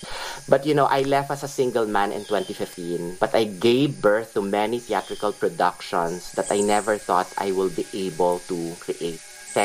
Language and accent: English; Manila, Metro Manila, Philippines; moved away as an adult; also born or lived in Los Baños; I grew up in Manila, which was a bustling and crowded city.